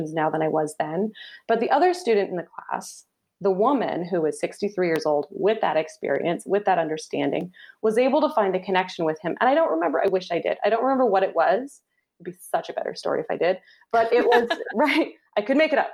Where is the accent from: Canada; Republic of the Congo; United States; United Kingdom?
Canada; Canadian, I'm a Canadian